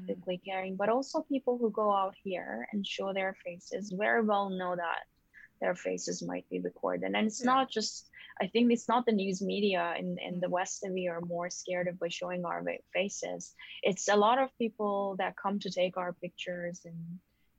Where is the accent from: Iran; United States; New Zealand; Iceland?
Iran; moved away as an adult; now in Canada; I have a lot of attachments to my home country and what's going on over there, I also have been absent for the past 12 years